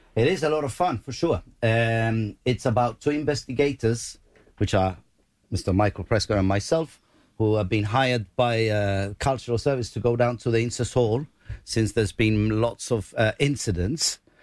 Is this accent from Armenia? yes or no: no; Gibraltar; accent: Llanito; we speak Janito